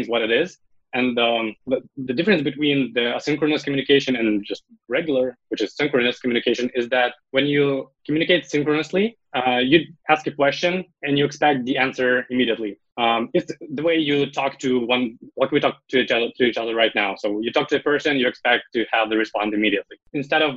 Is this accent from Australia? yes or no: no; Ukraine; I'm from Ukraine